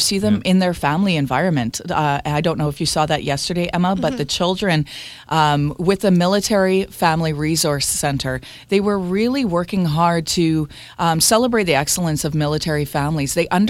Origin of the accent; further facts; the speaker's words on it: Canada; Yeah, of course, this is part of our traditions as being Canadian. And just part of our culture.